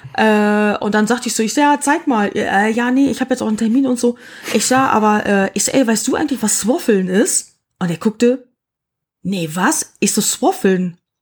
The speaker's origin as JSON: {"language": "German", "country": "Germany", "said": "als Deutscher"}